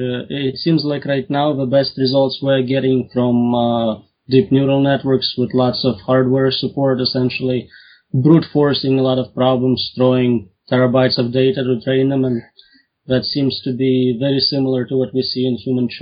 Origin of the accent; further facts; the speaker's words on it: Russia; Russian here